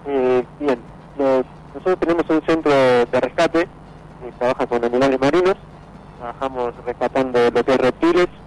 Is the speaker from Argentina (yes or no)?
yes; Mar del Plata, Buenos Aires Province, Argentina; born there; No, yo soy nacido acá en Mar del Plata y estudié en la Universidad de La Plata